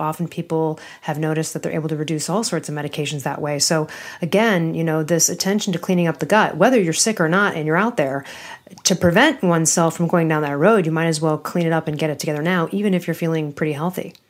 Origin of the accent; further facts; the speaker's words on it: Chicago, Illinois, United States; from my hometown of downtown Chicago.